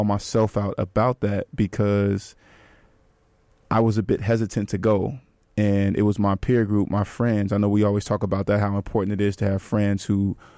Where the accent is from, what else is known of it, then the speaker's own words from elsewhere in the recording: Bay Area, California, United States; Another Bay Area native